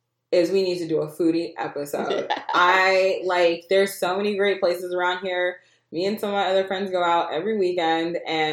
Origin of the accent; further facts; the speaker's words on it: Virginia, United States; We don't say we're from Virginia. We actually say we're from the DMV. It's never really... I mean, I've lived in Virginia my whole life